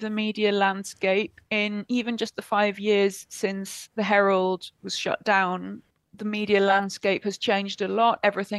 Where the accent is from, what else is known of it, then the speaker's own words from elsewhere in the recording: United Kingdom; now in Argentina; certainly as a Brit I really struggle to get my head around